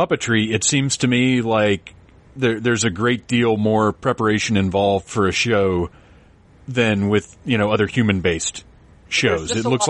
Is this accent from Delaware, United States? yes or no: no; Atlanta, Georgia, United States; I grew up here in Atlanta